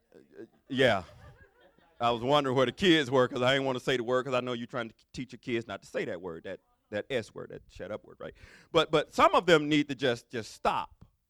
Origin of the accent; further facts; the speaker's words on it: Mobile, Alabama, United States; I'm from deep down south. I'm from Mobile, Alabama